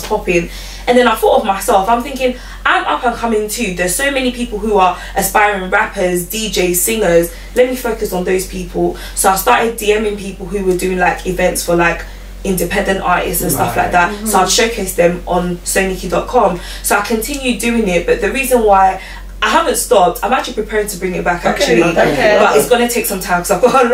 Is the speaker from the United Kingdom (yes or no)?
yes; London, United Kingdom; I grew up in Newham specifically. I still live in Newham.